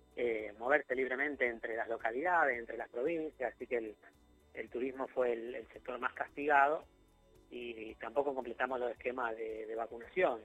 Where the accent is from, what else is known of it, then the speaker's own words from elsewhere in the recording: Rosario, Santa Fe, Argentina; nosotros como rosarinos